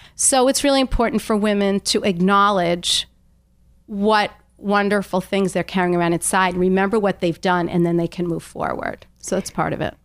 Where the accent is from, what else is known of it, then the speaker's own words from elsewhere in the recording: Long Island, New York, United States; I grew up on Long Island